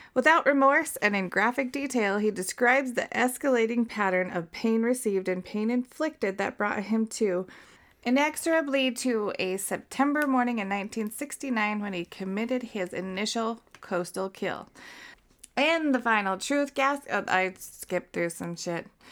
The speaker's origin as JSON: {"language": "English", "region": "Utah", "country": "United States", "said": "we are not Mormons. We are from Utah."}